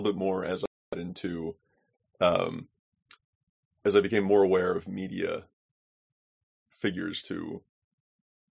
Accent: United States; also born or lived in Turkey / Pakistan; I am an American

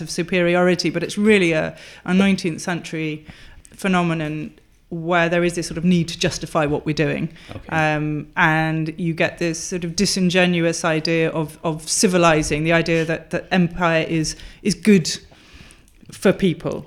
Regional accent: Wales, United Kingdom; also born or lived in Durham; growing up in a Welsh-speaking area um, as the child of immigrants who were well, one English and one Czech, so the child of a refugee as well.

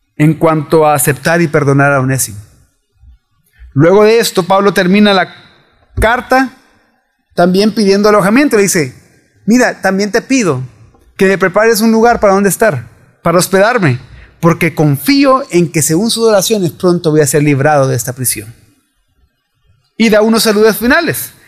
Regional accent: El Salvador

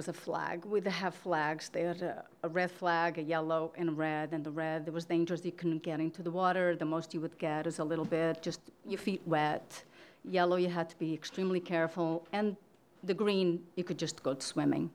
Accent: Portugal; moved away; I grew up in Portugal in a small city in an orphanage.

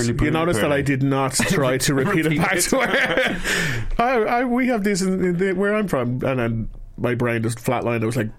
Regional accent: Ireland; I'm from Ireland.

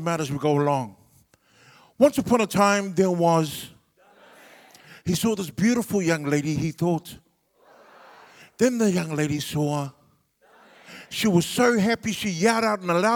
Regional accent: Wellington, New Zealand; first language Samoan; English is a second language; I was born in Wellington at a hospital called St. Helens

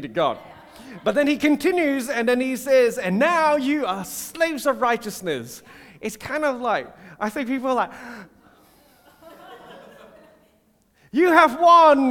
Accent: Singapore; now in Australia; I grew up in Singapore

